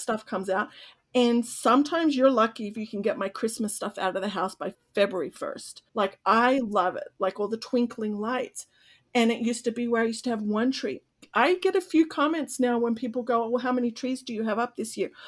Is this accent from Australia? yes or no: yes; Australia; moved away; I'm Australian